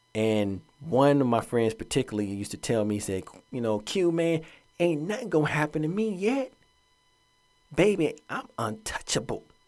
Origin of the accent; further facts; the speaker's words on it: Atlanta, Georgia, United States; moved away; Growing up in Atlanta, that's my hometown